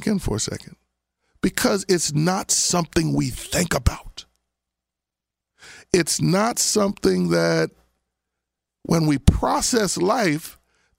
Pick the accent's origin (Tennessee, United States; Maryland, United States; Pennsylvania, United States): Pennsylvania, United States; Abington; I grew up out in Abington, Pennsylvania.